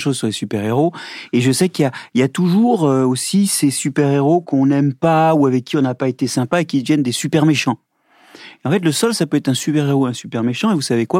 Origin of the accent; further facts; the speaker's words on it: Brittany, France; je suis breton